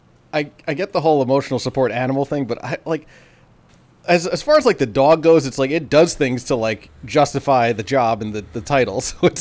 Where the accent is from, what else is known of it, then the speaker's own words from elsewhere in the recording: New York, United States; us growing up in New York